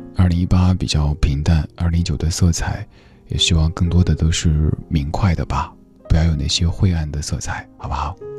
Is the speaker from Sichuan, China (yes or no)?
yes; Chengdu, Sichuan, China; accent: Chengdu dialect; 我特别希望用我的家乡话、成都话来表达